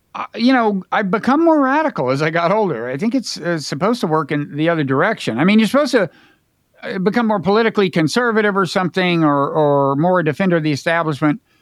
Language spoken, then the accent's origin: English; United States; I'm American.